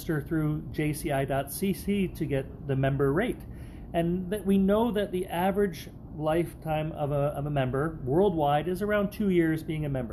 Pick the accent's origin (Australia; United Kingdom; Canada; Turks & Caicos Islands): Canada; my home country of Canada